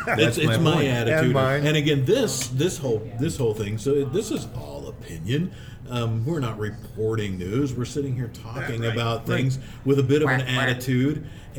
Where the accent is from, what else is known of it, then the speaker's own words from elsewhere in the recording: Independence, Missouri, United States; I grew up in Independence, Missouri, and we had the Harry S. Truman Library there.